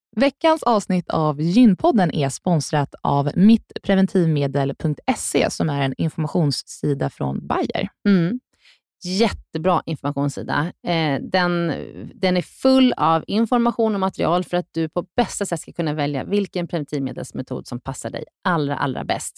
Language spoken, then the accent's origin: Swedish; Sweden; vi svenskar